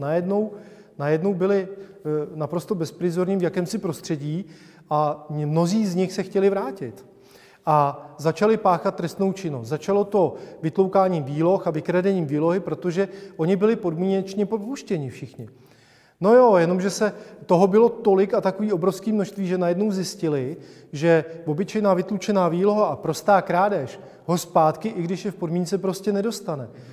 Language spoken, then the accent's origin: Czech; Czechia; protože jsme Češi